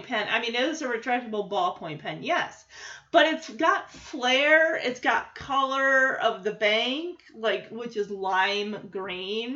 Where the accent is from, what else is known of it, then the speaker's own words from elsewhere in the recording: West Michigan, United States; growing up in West Michigan